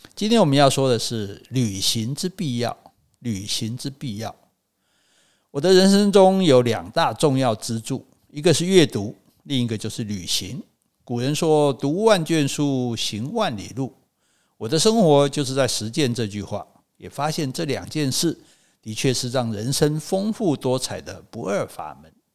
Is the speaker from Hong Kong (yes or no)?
no; Taiwan; 我是台湾来的诗人